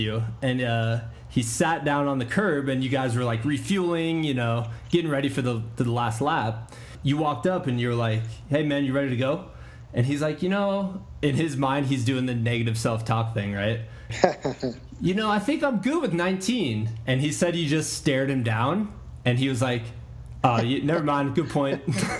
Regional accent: Iowa, United States; moved away; I'm from Iowa originally.

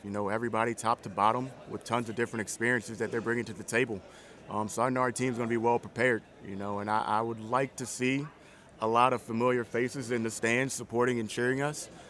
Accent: small town outside Richmond, Virginia, United States; moved away; I'm from a small town just outside of Richmond

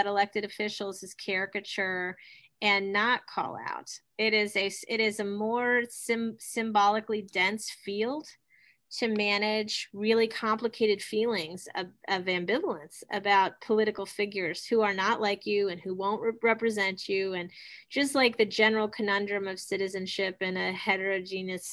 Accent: Ohio, United States; I'm from Ohio

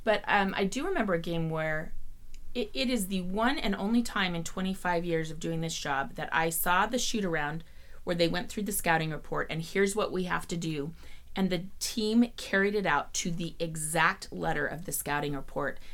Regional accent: Salt Lake City, Utah, United States; I grew up in Salt Lake City, loved the Utah Jazz

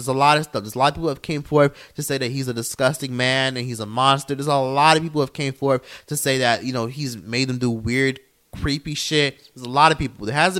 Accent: Miami, Florida, United States; Because I lived in a big city. I grew up in a big city. I grew up in Miami.

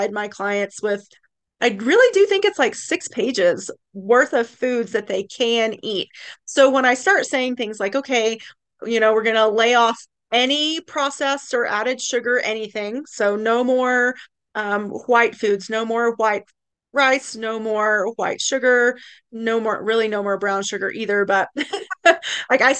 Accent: East Tennessee, United States; now in Lake Tahoe, United States; I'm originally from East Tennessee

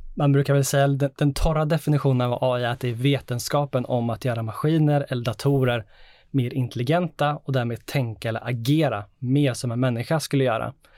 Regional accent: Sweden

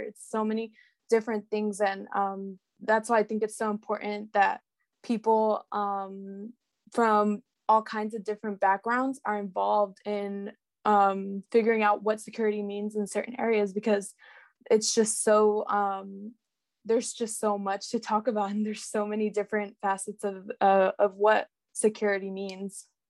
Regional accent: Salinas, California, United States; I'm from Salinas, California, which is in the Central

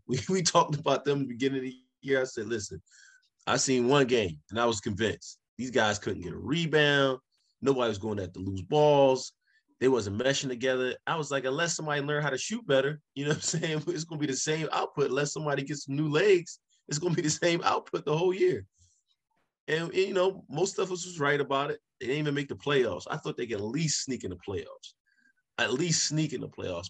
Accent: Philadelphia, Pennsylvania, United States; I was born in Philly

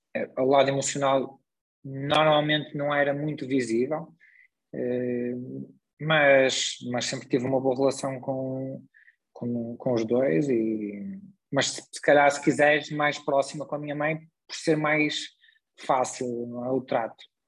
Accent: Braga, Norte, Portugal; also born or lived in Vila Nova de Gaia; vim muito novo morar para Braga, portanto vim com 4 anos para Braga, portanto, já basicamente sou um bracarense, considero-me um bracarense

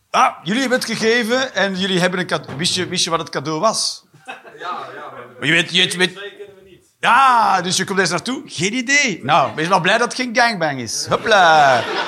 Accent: Belgium; moved away; also born or lived in Eindhoven / Netherlands; als Belg

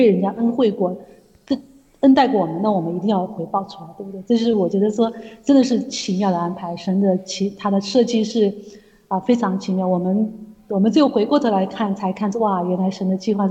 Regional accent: China; 因为我们刚刚从那时候刚刚从大陆来的时候，他他我们跟台湾人这些正徒在一起聚会。

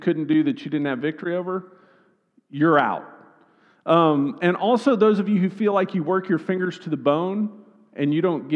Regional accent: Northwest Arkansas, United States; I'm from Northwest Arkansas

